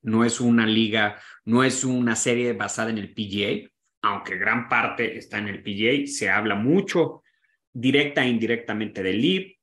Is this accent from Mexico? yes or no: yes; Mexico